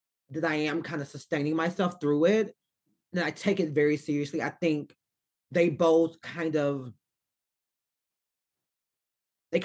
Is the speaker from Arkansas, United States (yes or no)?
yes; Arkansas, United States; I'm from Arkansas.